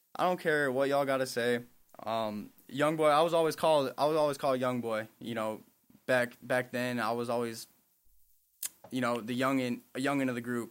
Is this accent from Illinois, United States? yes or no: no; Milwaukee, Wisconsin, United States; I'm from, I'm born and raised in Milwaukee